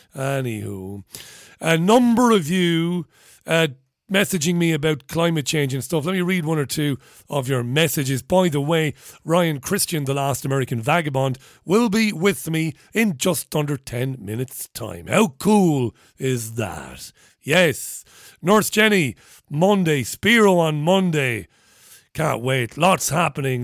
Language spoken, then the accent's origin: English; Ireland; I'm Irish